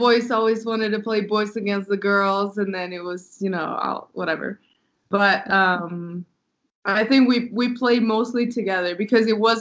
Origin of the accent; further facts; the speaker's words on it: Södertälje, Stockholm County, Sweden; now in Madrid, Spain; I'm originally from Sweden.